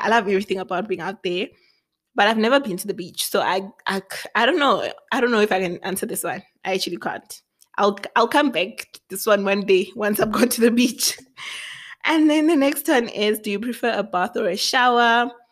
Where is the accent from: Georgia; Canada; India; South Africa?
South Africa; Thohoyandou, Limpopo; moved away as an adult; also born or lived in Matangari (birthplace); now in Pretoria, South Africa; I grew up in Limpopo